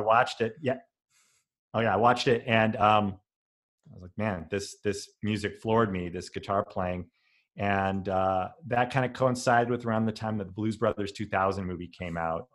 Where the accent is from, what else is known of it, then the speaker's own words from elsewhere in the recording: Denver, Colorado, United States; I grew up in Denver